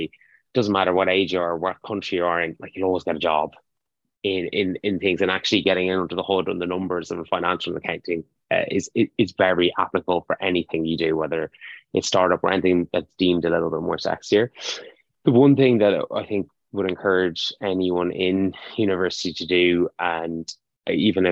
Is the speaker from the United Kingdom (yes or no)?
no; Ireland; as Irish students